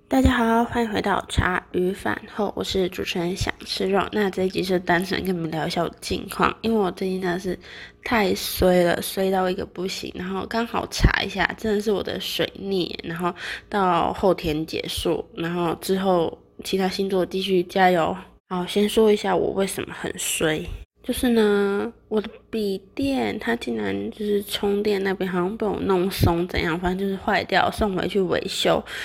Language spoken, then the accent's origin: Chinese; Taiwan; 我们台湾人